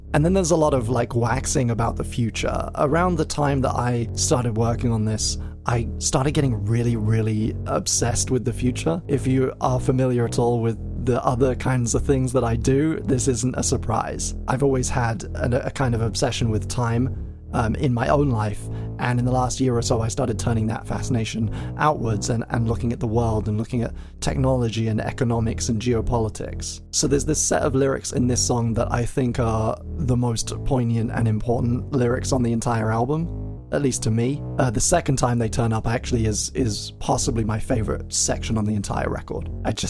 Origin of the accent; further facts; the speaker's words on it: England, United Kingdom; accent: transatlantic; I'm English, but I have quite a transatlantic kind of twang to my voice